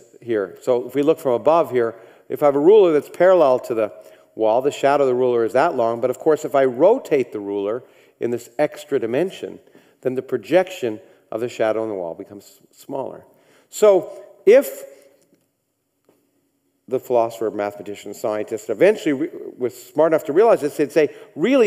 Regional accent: Canada; I grew up in Canada

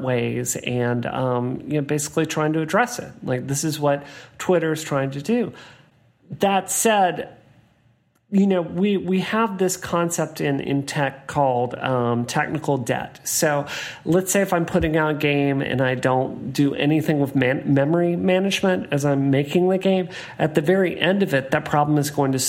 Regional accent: Hattiesburg, Mississippi, United States; my hometown of Hattiesburg, Mississippi

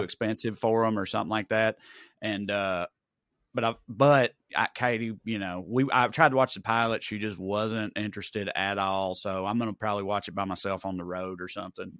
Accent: Celina, Tennessee, United States; moved away; I had to spend a lot of time in Salina, my hometown

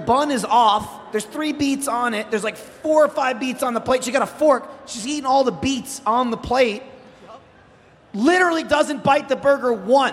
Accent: United States; I'm a fat fuck American

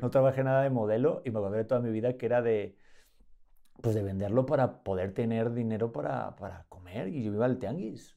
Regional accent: Madrid, Community of Madrid, Spain; moved away as an adult; now in Mexico; yo soy de San Blas y Canillejas, que son barrios este, complicadotes

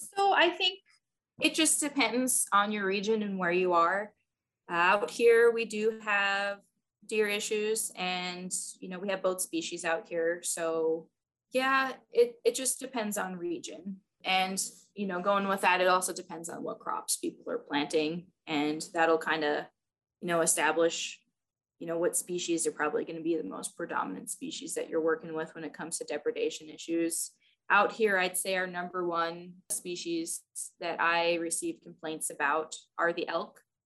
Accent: New York City, New York, United States; moved away as an adult; also born or lived in California; now in Nebraska, United States; I grew up in New York City

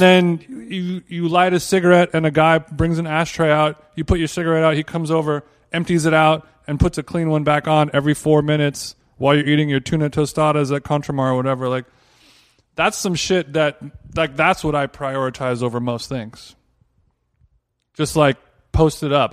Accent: Los Angeles, California, United States; Los Angeles

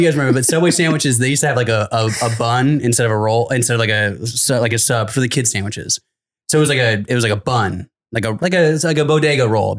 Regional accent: Los Angeles, California, United States; I'm from like Los Angeles, but it's like a small town in the city of Los Angeles.

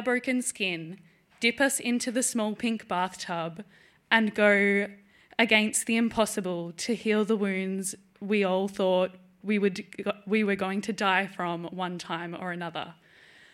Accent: Melbourne, Victoria, Australia; I'm from Melbourne in Australia

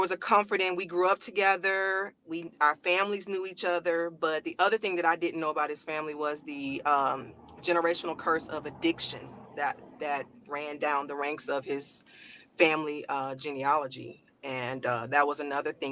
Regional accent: Louisiana, United States; moved away as an adult; now in Los Angeles, United States; I'm from Louisiana originally, and we both moved out here

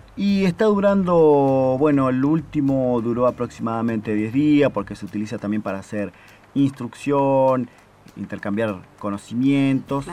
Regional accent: Rafael Castillo, Buenos Aires Province, Argentina; now in Antarctica; Soy de la provincia de Buenos Aires, eh, Rafael Castillo

